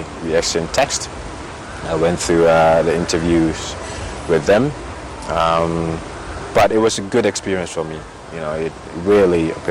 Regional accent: Ghana; I'm from Ghana. I grew up here

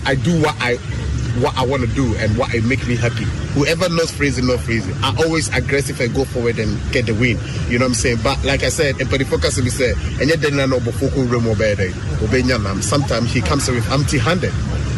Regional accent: Ghana; I'm from Ghana.

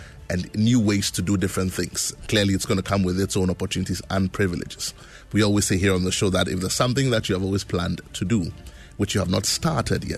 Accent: Ghana

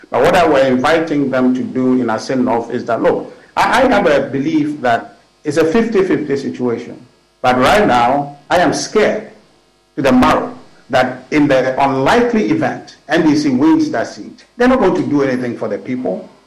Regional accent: Ghana; Well, unfortunately, I'm a Ghanaian.

